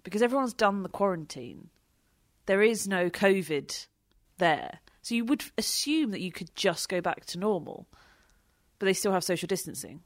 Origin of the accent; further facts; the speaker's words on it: United Kingdom; we're British